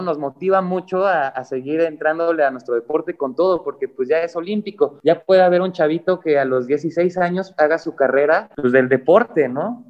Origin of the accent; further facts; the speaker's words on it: Mexico; mi mamá es mexicana y yo me considero mexicano